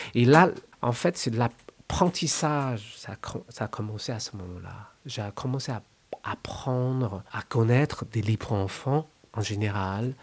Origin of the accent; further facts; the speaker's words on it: China; French is a second language; moved away as an adult; quand j'ai quitté la Chine.